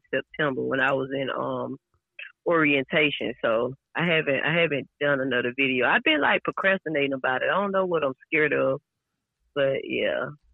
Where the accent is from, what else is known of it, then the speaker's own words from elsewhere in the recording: Georgia, United States; also born or lived in Florida; I was born in Florida, but I was raised in Georgia.